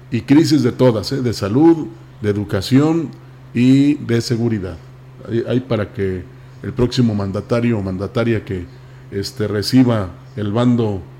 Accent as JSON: {"language": "Spanish", "country": "Mexico", "said": "No, pues soy mexicano."}